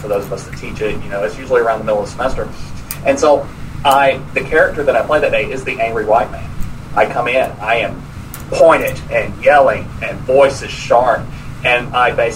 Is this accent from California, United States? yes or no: no; Georgia, United States; now in Tallahassee, United States; I'm also from Georgia